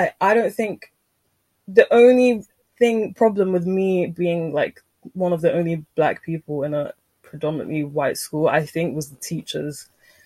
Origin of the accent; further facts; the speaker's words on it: Nigeria; I'm Nigerian